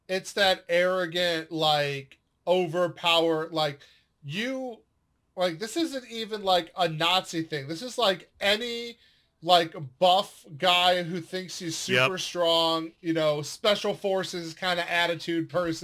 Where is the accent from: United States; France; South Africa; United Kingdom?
United States; San Diego, California; I grew up out in California in San Diego.